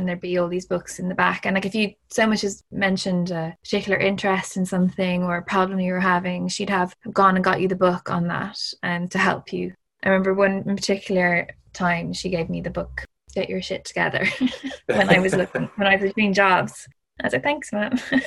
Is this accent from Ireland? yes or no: yes; Ireland; Growing up in Ireland, it was like, obviously it's a bit of an escape